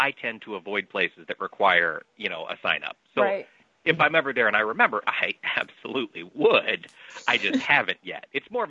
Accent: Iowa, United States; moved away as an adult; now in Illinois, United States; I have moved to Illinois, and from time to time that makes me very sad, because I love Iowa. It's my home state.

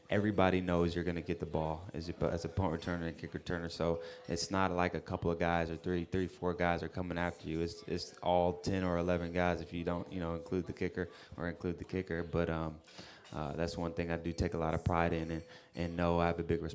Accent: South Carolina, United States; also born or lived in Alaska / Texas; I was born in Alaska, lived most of my life in South Carolina, yep.

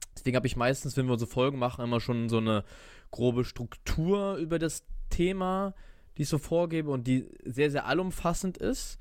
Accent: Eckernförde, Schleswig-Holstein, Germany; moved away as an adult; now in Stuttgart, Germany; bin gebürtiger Eckernförder und bin ja auch zur Schule gegangen und habe auch hier die meiste Zeit meines Lebens verbracht

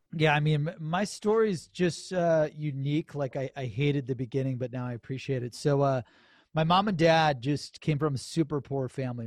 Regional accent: Cleveland, Ohio, United States; I'm from Ohio, Cleveland, Ohio

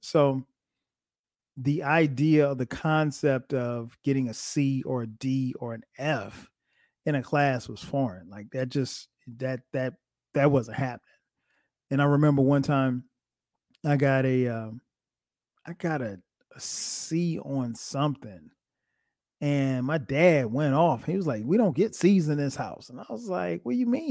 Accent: Florence, South Carolina, United States; now in Atlanta, United States; I grew up in South Carolina. My hometown is Florence, South Carolina

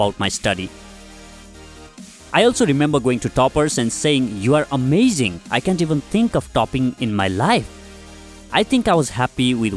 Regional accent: Nepal; moved away as an adult; also born or lived in Delhi, India; I came from Nepal, so language was a barrier. I couldn't speak Hindi

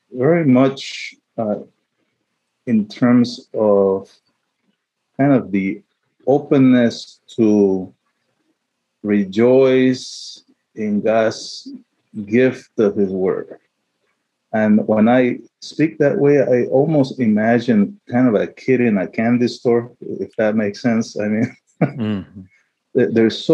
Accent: Panama; also born or lived in Chile; now in St. Louis, United States; I was born in Chile, my mother's motherland, but I grew up in Panama.

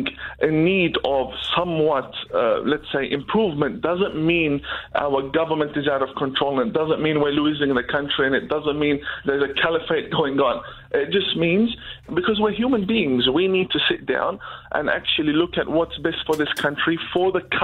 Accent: Iraq; also born or lived in Iran / Turkey; now in Australia; I'm actually from Iraq originally. I've lived in Iran.

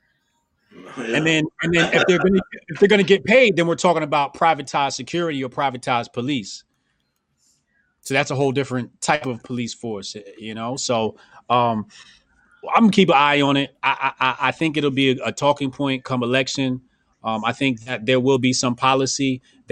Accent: Newark, New Jersey, United States; I'm from Jersey, and I'm from Newark

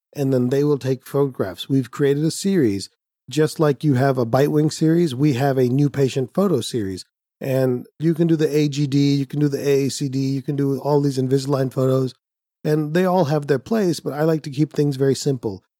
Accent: India; Being Indian

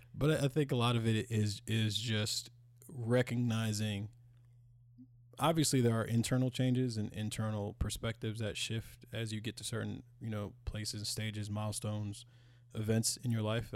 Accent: United States; we live here and we're from America, born in America, call America home

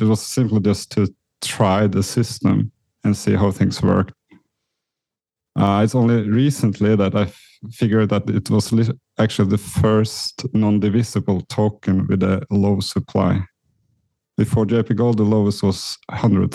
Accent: Norway; moved away as an adult; also born or lived in New York; I was born in Norway, Scandinavia

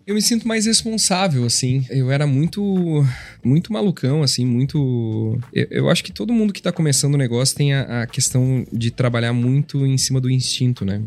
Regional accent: Gramado, Rio Grande do Sul, Brazil; born or raised there; also born or lived in Porto Alegre

